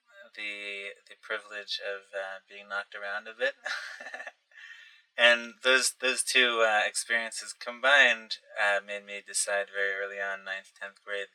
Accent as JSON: {"language": "English", "town": "Passaic", "region": "New Jersey", "country": "United States", "tie": "born or raised there", "said": "I grew up in Passaic, New Jersey"}